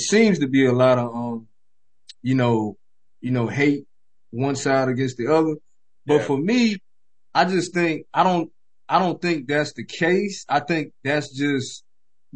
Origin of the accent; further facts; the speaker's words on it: Columbia, South Carolina, United States; I'm born and raised in Columbia, South Carolina